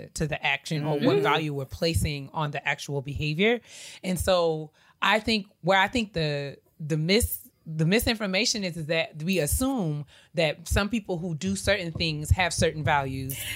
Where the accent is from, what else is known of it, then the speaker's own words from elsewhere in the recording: New York, United States; I grew up in New York